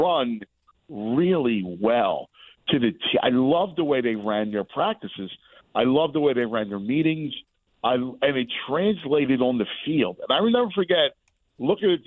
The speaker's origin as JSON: {"language": "English", "town": "Philadelphia", "region": "Pennsylvania", "country": "United States", "also_born_or_lived": "New York / Chicago", "moved": "as an adult", "said": "I went back to Philly, and I kind of wear it on my sleeves"}